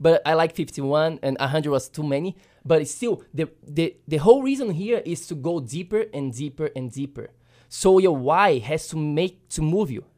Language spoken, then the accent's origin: English; Brazil; moved away; when I was a kid growing up in Brazil